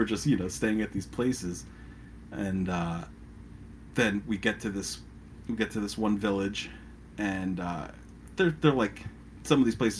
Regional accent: United States; we're American.

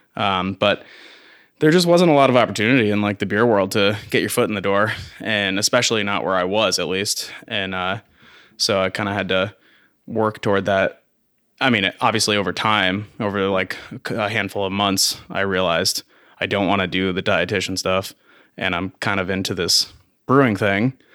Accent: Vermont, United States; also born or lived in Carthage, New York / Plattsburgh, New York; I was born in upstate New York, central New York area, Carthage. Um, and I lived in New York with my family for, like, a month and then moved to Vermont. So I'm technically not from Vermont, but, I mean, it's as close as you can get

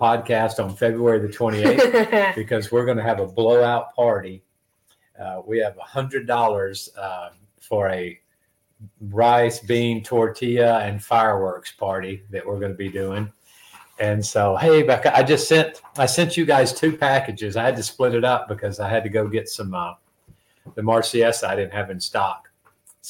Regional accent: Alamo, Tennessee, United States; moved away as an adult; now in Honduras; I'm from Alamo, Tennessee

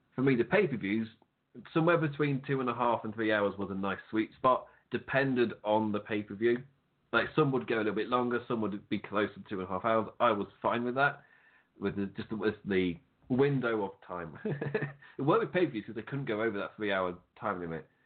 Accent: England, United Kingdom; I'm English

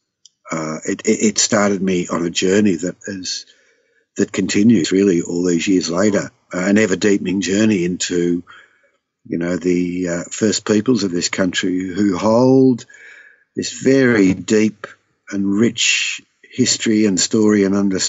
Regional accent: Southwest Victoria, Australia; I'd seen growing up in Southwest Victoria

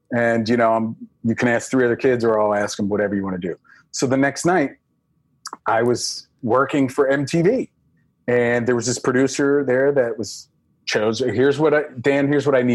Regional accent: Pittsburgh, Pennsylvania, United States; accent: thick Pittsburgh; moved away as an adult; also born or lived in Los Angeles; growing up in Pittsburgh

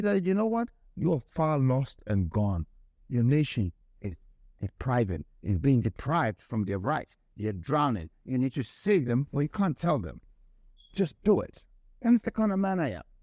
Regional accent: Ghana; I'm from Ghana

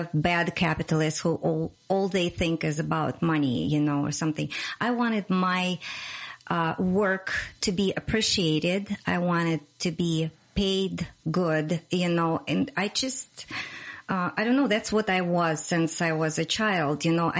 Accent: Russia; English is a second language; moved away as an adult; also born or lived in Moscow; now in United States; I came from Russia. Originally, I'm born in Russia and raised. I moved to United States when I was 32 years old in 2006.

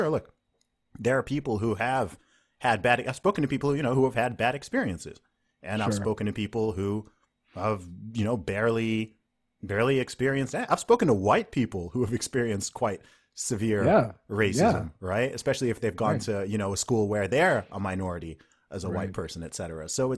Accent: Saudi Arabia; because, you know, I grew up in the Middle East in Saudi Arabia.

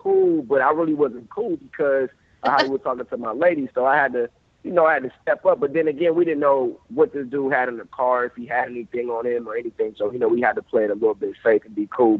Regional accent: Columbus, Ohio, United States; I was in my hometown of Columbus, Ohio

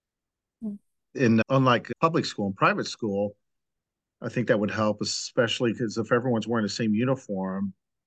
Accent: St. Louis, Missouri, United States; I grew up in St. Louis

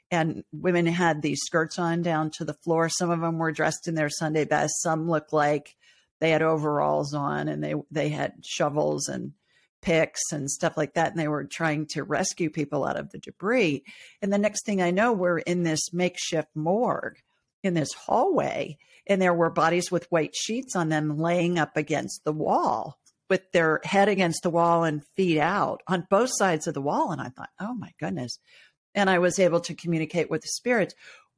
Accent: Ohio, United States; also born or lived in Los Angeles; I grew up in Ohio and lived in L.A. for a long time.

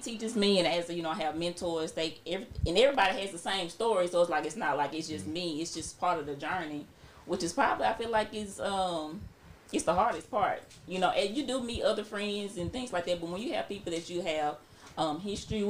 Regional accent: Jackson, United States; moved away; We come from Jackson

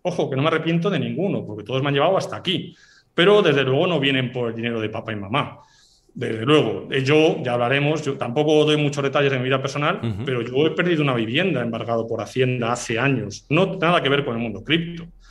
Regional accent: Basque Country, Spain; yo soy del País Vasco

